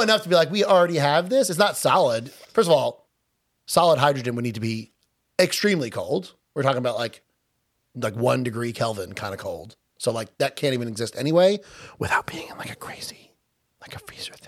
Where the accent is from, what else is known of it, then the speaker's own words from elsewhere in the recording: Long Island, New York, United States; accent: Long Island; I'm Long Island based on our ridiculous accents